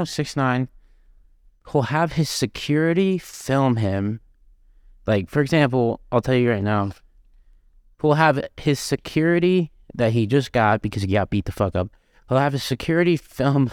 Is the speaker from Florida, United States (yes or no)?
yes; Florida, United States; I'm from Florida